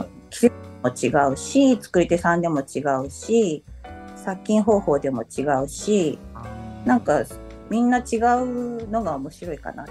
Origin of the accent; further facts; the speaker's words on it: Okaya, Nagano, Japan; also born or lived in Lyon, France; そのうちの1つの岡谷市っていうところの出身です。